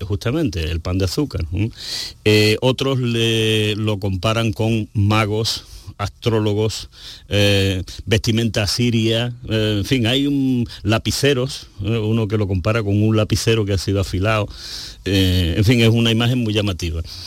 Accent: San Juan del Puerto, Andalusia, Spain; yo soy nacido en San Juan del Puerto

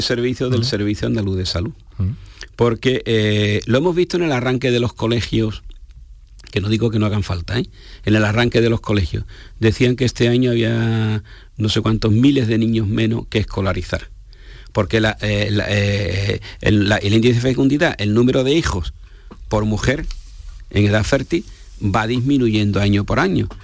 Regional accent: Spain; Somos españoles

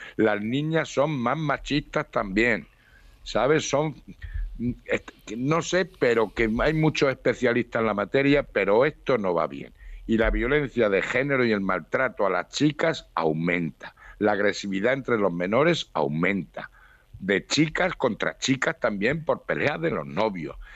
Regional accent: Spain; Soy español

